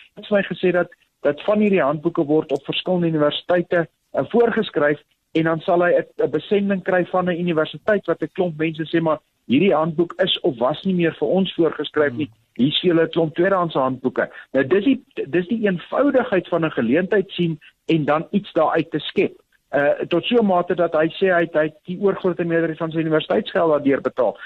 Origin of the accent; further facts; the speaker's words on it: South Africa; ons in Suid-Afrika groot geword